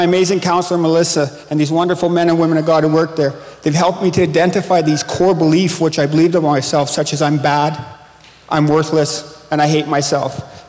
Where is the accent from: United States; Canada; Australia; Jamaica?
Canada; Saskatchewan; I come from Saskatchewan.